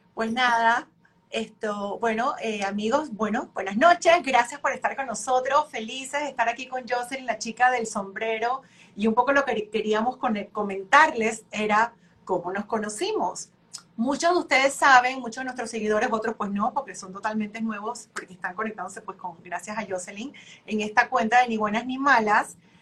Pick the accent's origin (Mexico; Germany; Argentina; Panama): Panama; moved away as an adult; now in Miami, United States; desde que me fui de Panamá